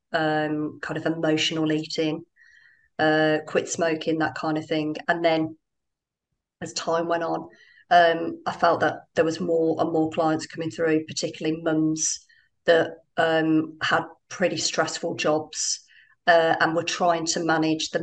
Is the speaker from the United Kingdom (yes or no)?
yes; Birmingham, West Midlands, United Kingdom; moved away as an adult; now in Dubai, United Arab Emirates; I'm from Birmingham